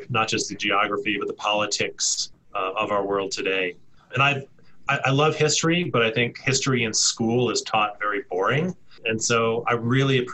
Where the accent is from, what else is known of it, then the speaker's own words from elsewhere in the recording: D.C., East Coast, United States; now in Colorado, United States; I grew up on the East Coast just outside of Washington, D.C.